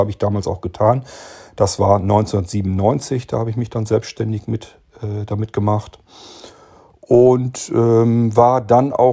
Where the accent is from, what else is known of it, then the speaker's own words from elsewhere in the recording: Barenburg, Lower Saxony, Germany; born there; Und ähm, ich bin geboren 1970 in Barenburg. Das ist im Norddeutschland auf dem Plattenlande sozusagen ein kleiner Ort zwischen Minden und Bremen, so ziemlich mittig da drin.